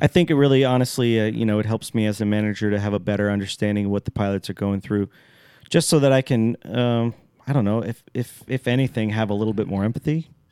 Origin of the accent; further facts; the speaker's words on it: Alaska, United States; I'm from Alaska, for all you people out there that don't know that I'm from Alaska